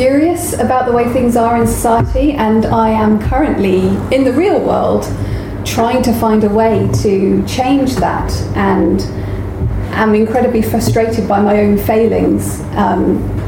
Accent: United Kingdom; we are so British

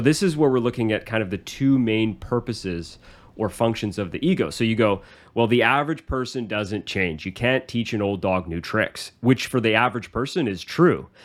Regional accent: Canada; I'm from this country. I'm Canadian.

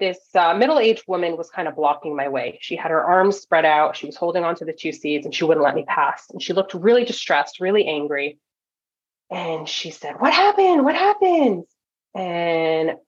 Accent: Toronto, Ontario, Canada; moved away as an adult; now in California, United States; Toronto is where I grew up

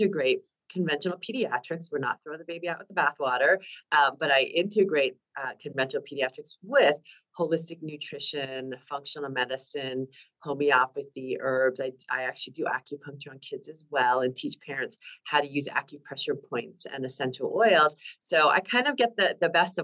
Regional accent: New Jersey, United States; moved away as an adult; also born or lived in California; now in Bay Area, California, United States; I grew up in New Jersey. I'm a Jersey girl

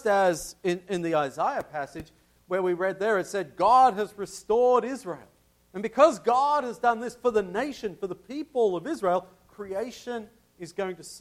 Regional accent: Tasmania, Australia; my home state of Tasmania

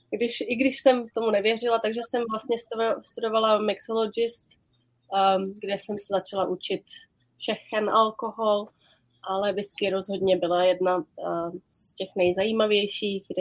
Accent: Prague, Czechia; also born or lived in London; now in Islay, United Kingdom; my jsme tady v Češky dvě, abys věděl. {S1} Obě no, z no. {S2} Prahy. A obě z Prahy šest.

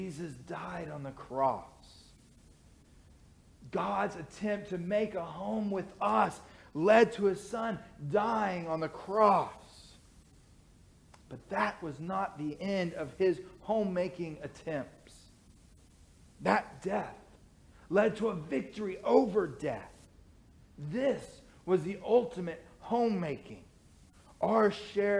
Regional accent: Cleburne, Texas, United States; moved away as an adult; My family moved to Cleburne when I was 12 years old. So for me, Cleburne is my hometown. I spent my teenage years there

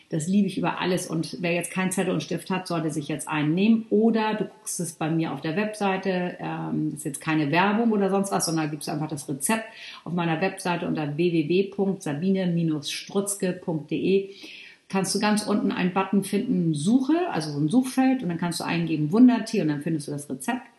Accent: Northern Germany, Germany; also ich komme ja hier aus Norddeutschland

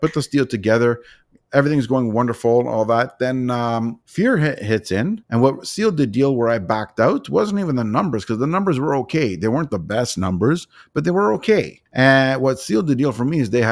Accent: Toronto, Ontario, Canada; I'm from Toronto, Ontario

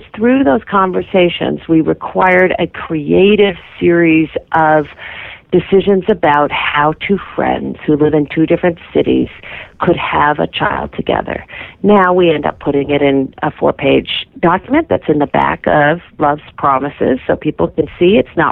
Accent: Massachusetts, United States; my home state of Massachusetts

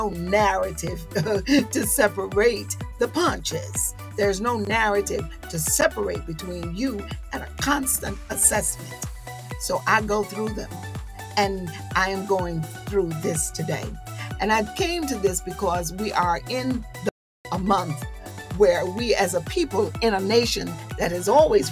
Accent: the South, United States; I'm a Southerner

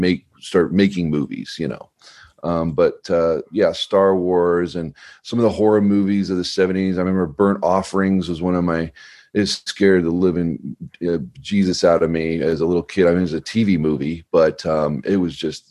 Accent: Colorado, United States; also born or lived in Clark Air Force Base, Philippines; we moved to Colorado. So right. About when I was two

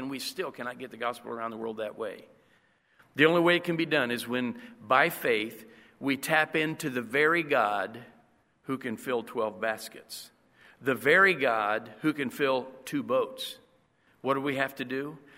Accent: Indiana, United States; now in Costa Rica; I'm from Indiana

